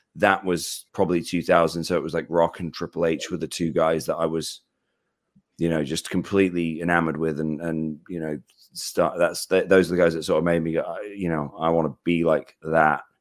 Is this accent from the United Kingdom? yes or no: yes; United Kingdom; I'm British